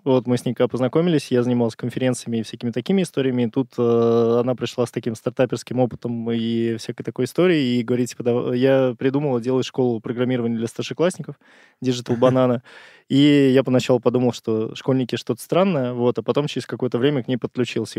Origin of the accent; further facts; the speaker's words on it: Saint Petersburg, Russia; moved away as an adult; now in Moscow, Russia; Я изначально из Питера. Вот, полтора года назад перебрался в Москву